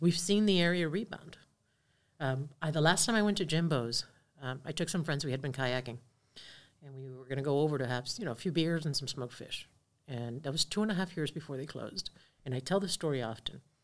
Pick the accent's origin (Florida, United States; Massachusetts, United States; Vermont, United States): Florida, United States; Key Biscayne; grew up on the water, uh, grew up on Virginia Key, on Key Biscayne